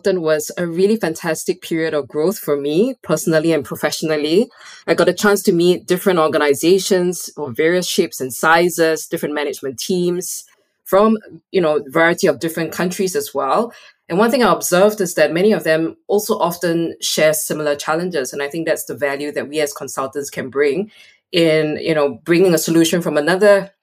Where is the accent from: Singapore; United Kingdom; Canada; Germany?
Singapore; moved away as an adult; also born or lived in Malaysia / Hong Kong / Thailand / United States; now in Lund, Sweden; I come from Singapore. I'm a proud Singaporean up to today